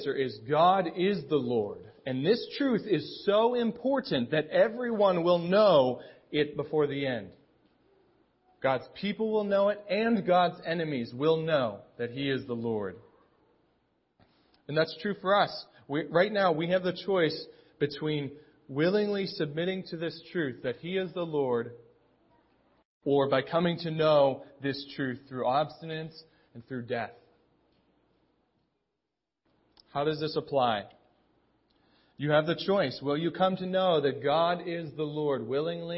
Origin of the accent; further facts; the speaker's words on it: Pittsburgh, Pennsylvania, United States; now in State College, United States; I'm from Pittsburgh.